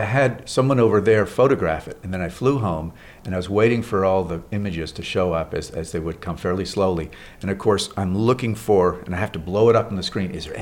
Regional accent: Montreal, Quebec, Canada; living in growing up in Montreal, Canada.

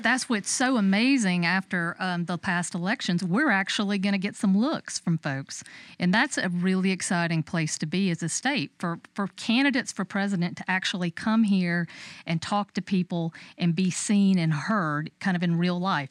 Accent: Dodge County, Georgia, United States; moved away; I'm originally from Dodge County.

